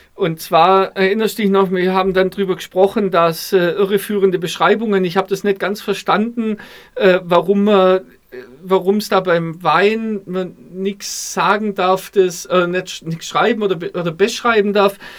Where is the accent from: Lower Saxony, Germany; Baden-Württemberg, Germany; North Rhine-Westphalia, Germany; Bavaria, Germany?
Baden-Württemberg, Germany; Stuttgart; jetzt kommen wir beide aus Stuttgart